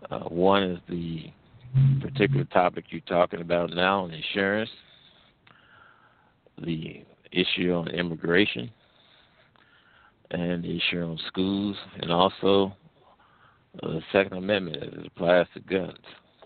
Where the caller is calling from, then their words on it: St. Louis, Missouri, United States; I'm calling from the Midwest, actually around the St. Louis area.